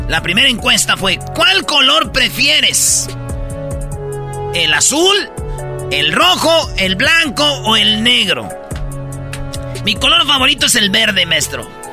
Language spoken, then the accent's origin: Spanish; Mexico; la mayoría somos mexicanos